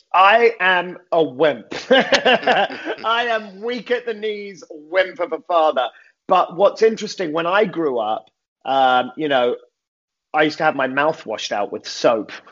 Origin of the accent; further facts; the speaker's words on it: London, United Kingdom; moved away as an adult; now in Los Angeles, United States; born and raised in London, England